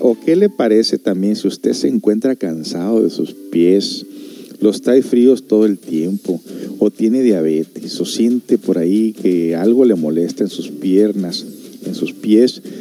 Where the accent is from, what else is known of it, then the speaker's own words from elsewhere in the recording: United States; moved away; yo soy de Estados Unidos